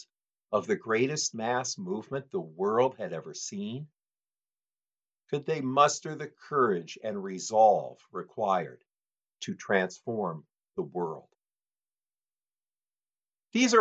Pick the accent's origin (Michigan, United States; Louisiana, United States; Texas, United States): Michigan, United States; Detroit; moved away; I was born in Detroit